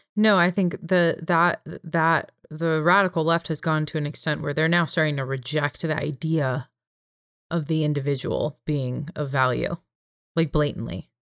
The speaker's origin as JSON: {"language": "English", "region": "California", "country": "United States", "tie": "born or raised there", "said": "my home state of California"}